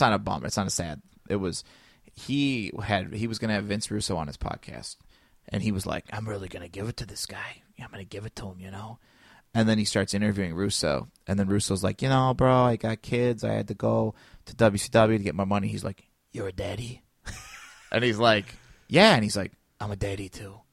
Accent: United States; I grew up in Chi, in, in Shareville, which we got all the Chicago channels.

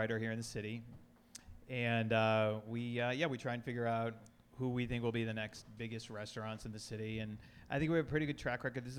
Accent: Connecticut, United States; now in Washington, United States; I came to D.C. in 93 from Connecticut.

